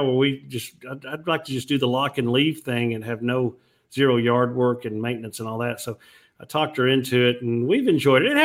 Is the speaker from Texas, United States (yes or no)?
yes; Fort Worth, Texas, United States; also born or lived in Weatherford, Texas; I grew up in Fort Worth, moved here in 1968. I was 8 years old